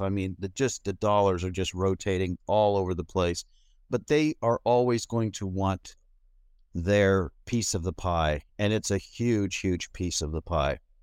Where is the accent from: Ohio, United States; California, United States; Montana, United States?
California, United States; moved away as an adult; now in Denmark; I'm born and raised in California, and then I've moved, uh, twenty years ago, I moved to Denmark